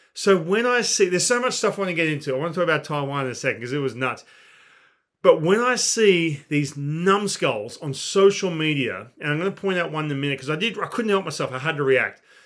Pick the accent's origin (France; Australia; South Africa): Australia; I do come from a non-baseball country